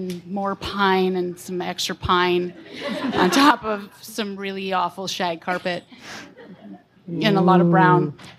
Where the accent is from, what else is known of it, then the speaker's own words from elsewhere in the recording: Canada; I mean, I'm from Canada.